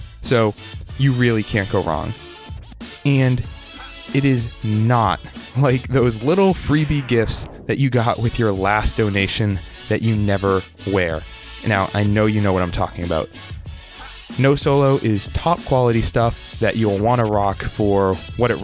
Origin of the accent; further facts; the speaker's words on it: outside of Boston, Massachusetts, United States; I am outside of Boston in my childhood bedroom